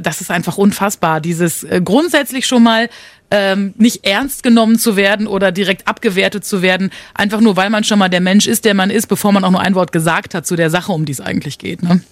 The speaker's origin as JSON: {"language": "German", "town": "Münster", "region": "North Rhine-Westphalia", "country": "Germany", "said": "Wir kommen beide aus NRW, aus Münster"}